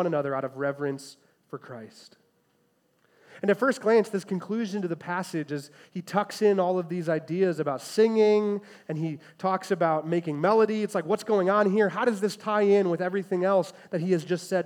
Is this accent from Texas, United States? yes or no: no; Chicago, Illinois, United States; I'm a first grader, growing up in the Chicagoland area